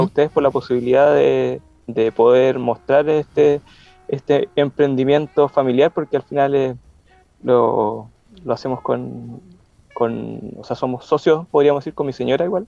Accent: Concepción, Biobío, Chile; Yo soy de Conce

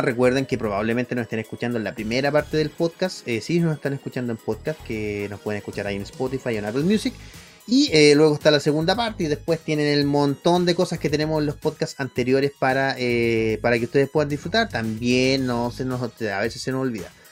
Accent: Santiago, Santiago Metropolitan Region, Chile; mi amado, donde yo nací, barrio San Diego

